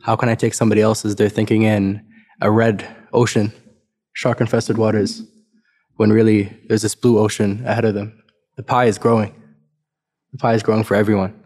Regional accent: South Africa; now in Canada; I'm, I'm from South Africa originally

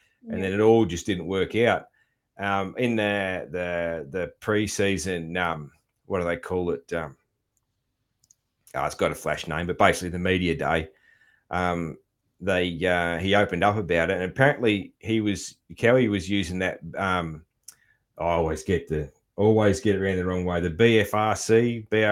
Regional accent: Australia; as an Aussie

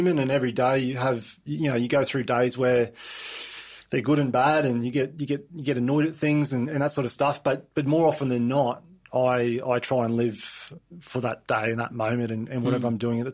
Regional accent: Mount Isa, Queensland, Australia; I was born in Mount Isa, and we spent, you know, through end of primary school, start of high school, and in growing up in Mount Isa as well.

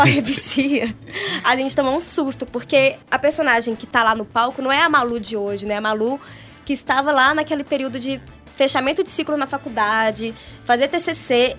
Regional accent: Brazil; nas escolas lá do, do São Geraldo, que é a região onde eu cresci.

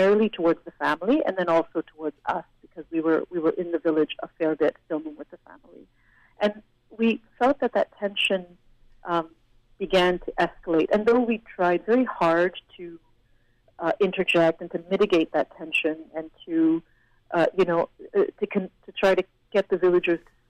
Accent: Canada; I'm from a different country, I'm Canadian. Yes, I speak Hindi, but, you know, I'm from Canada.

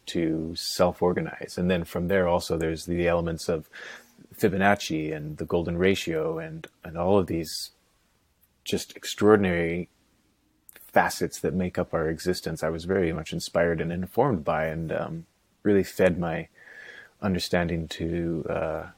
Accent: North Vancouver, British Columbia, Canada; also born or lived in Nelson, British Columbia / Kootenays; born in Vancouver, first of four, and brought up in North Van. Pretty staunch Catholic upbringing. I went to a Catholic school for grades 5, 6, and 7. And then after that, my folks, thank God, moved to the Kootenays

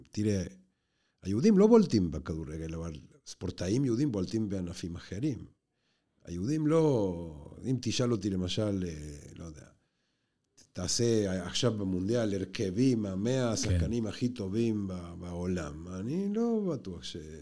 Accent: Argentina; now in Israel; בשכונה שבה אני גדלתי בארגנטינה

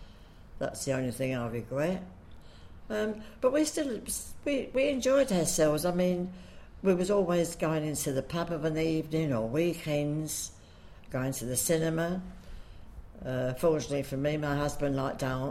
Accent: London, United Kingdom; I've lived in Hoxton all my life, and I still live there

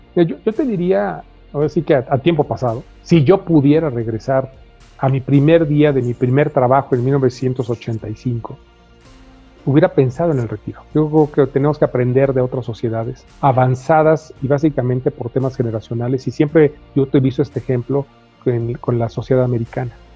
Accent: Mexico

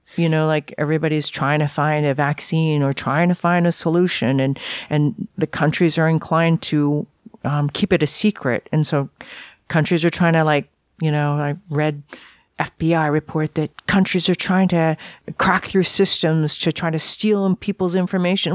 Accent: Vancouver, British Columbia, Canada; I grew up in Vancouver

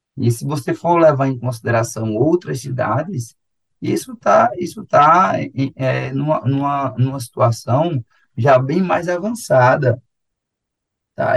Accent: João Pessoa, Paraíba, Brazil; eu sou, eu sou de João Pessoa

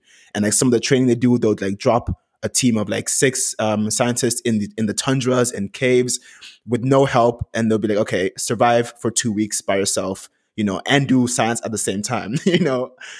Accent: Vienna, Austria; moved away as an adult; also born or lived in Ghana / Vancouver, Canada; Originally, I was born in Ghana, but I moved to Vienna, Austria when I was around 5 years old. My dad had to move for work at the United Nations. So I went to school there, grew up there

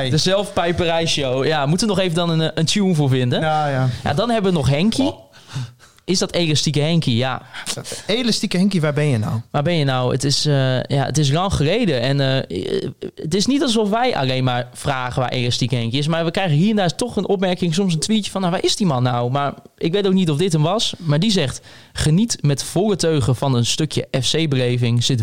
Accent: Bedum, Groningen, Netherlands; Ik kom van oorsprong uit Bedum en bij, eh, ben bij de, eh, bij de VV Bedum groot geworden.

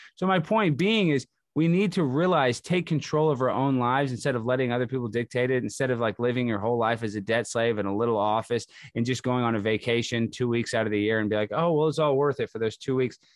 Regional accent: Texas, United States; moved away as an adult; also born or lived in Baton Rouge, Louisiana / Los Angeles, California; I grew up in Texas, went to college in Louisiana

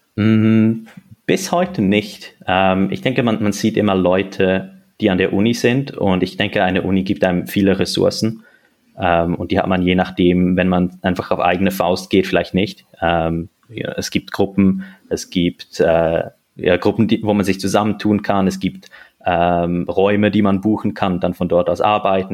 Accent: Switzerland; now in Zurich, Switzerland; Ich, ich bin Schweizer, ich bin hier geboren äh, und aufgewachsen.

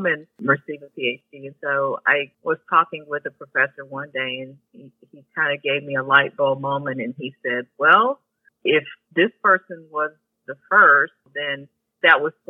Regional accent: Akron, Ohio, United States; I was born and raised in Akron, Ohio

